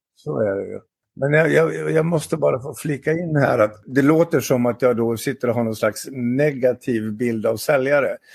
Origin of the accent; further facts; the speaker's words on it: Dalarna County, Sweden; Jag är från Dalarna och jag är 61 år.